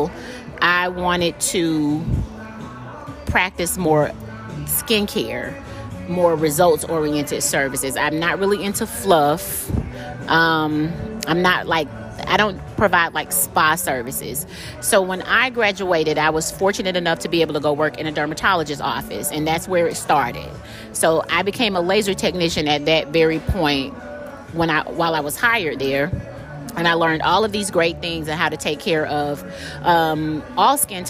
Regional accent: Chattanooga, Tennessee, United States; moved away as an adult; now in Atlanta, United States; I'm originally from Chattanooga, Tennessee. I moved here to Atlanta to go to college

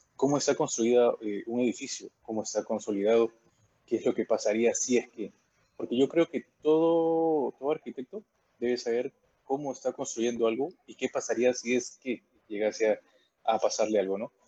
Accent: Peru

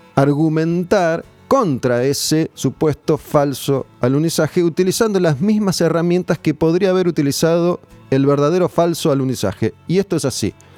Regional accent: Argentina; como pueblo argentino

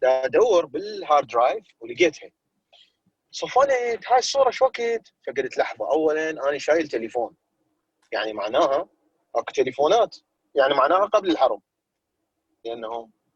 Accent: Iraq; now in United States; إحنا يعني عراقيين

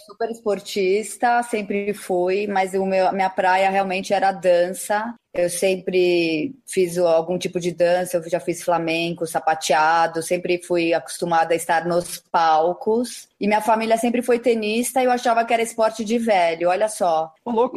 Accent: São Paulo, Brazil; nasci em São Paulo

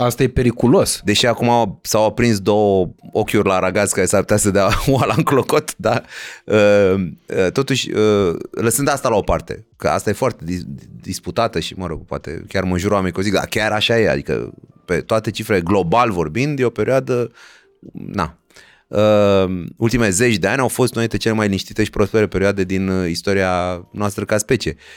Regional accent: Romania; ca români

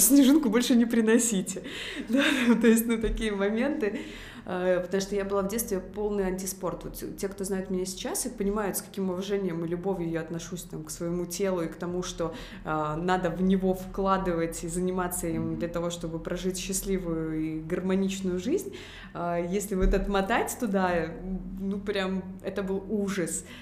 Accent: Minsk, Belarus; Я выросла в Минске, в медицинской семье

